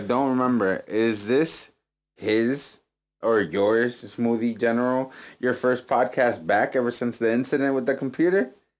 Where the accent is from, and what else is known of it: Philadelphia, Pennsylvania, United States; accent: Philly; also born or lived in Florida